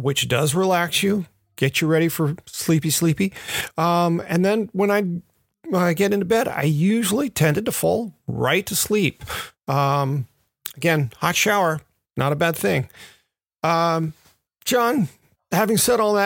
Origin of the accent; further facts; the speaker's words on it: Memphis, Tennessee, United States; moved away; also born or lived in Redondo Beach, California; I grew up in Memphis